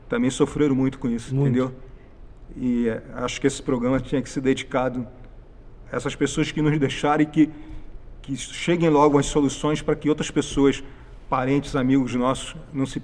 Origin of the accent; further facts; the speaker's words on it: Porto Alegre, Rio Grande do Sul, Brazil; born there; Eu nasci em Porto Alegre.